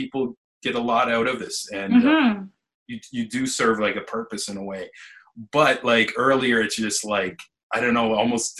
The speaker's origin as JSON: {"language": "English", "town": "Niagara", "region": "Ontario", "country": "Canada", "tie": "born or raised there"}